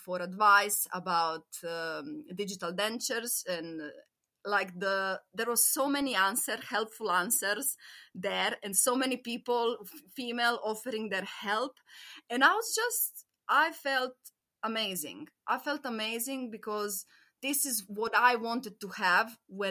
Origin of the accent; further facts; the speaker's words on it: Croatia; moved away; when I was growing up in Croatia